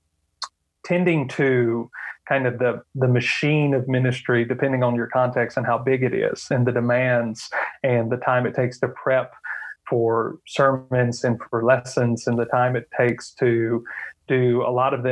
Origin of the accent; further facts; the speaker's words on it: the South, United States; moved away as an adult; now in Reykjavik, Iceland; growing up in the South